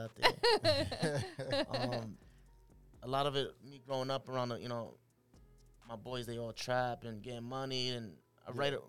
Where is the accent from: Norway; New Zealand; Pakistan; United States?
United States; New Haven, Connecticut; also born or lived in Puerto Rico / Brooklyn, New York; Yeah, I grew up in Connecticut, moved to Puerto Rico for a little bit with my mother and father.